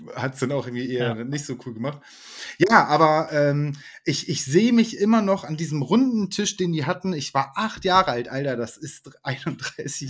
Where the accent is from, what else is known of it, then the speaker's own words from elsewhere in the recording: Germany; ich bin komplett auch mit deutscher Küche aufgewachsen. Also ne, ich bin halt Deutscher